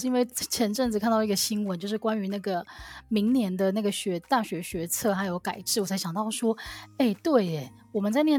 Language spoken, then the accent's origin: Chinese; Taiwan; 其实我们这样子啊，只要身为台湾人，应该从小到大都是经历就是各种大大小小的考试吧？